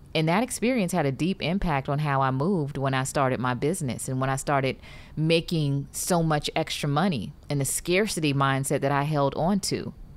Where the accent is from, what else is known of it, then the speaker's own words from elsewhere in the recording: Detroit, Michigan, United States; when I was growing up in Detroit